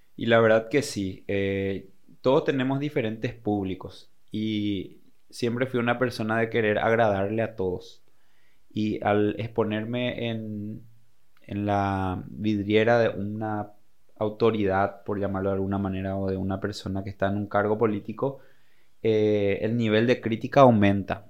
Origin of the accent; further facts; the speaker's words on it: Paraguay; now in Encarnación, Paraguay; ser buenos paraguayos